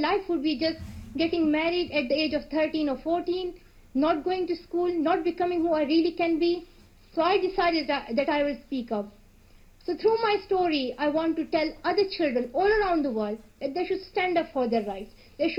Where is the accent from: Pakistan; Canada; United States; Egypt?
Pakistan; English is a second language; as he's from India and I'm from Pakistan, we will try to build strong relationships between India and Pakistan.